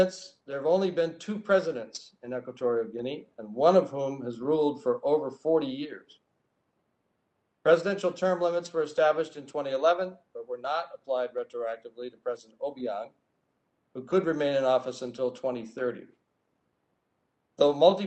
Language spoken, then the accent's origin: English; Michigan, United States; moved away as an adult; serving as the city manager in the small town where I grew up in Michigan